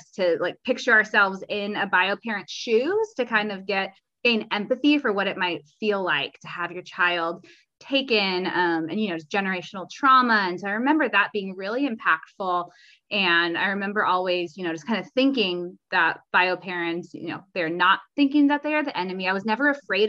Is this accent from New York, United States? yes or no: no; California, United States; also born or lived in Mississippi / Atlanta; I'm from California